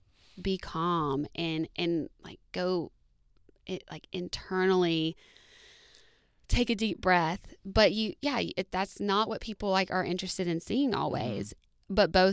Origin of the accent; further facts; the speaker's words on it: Alabama, United States; can I tell you that I thought that avocados were a new. Like a new discovery because I'm from Alabama.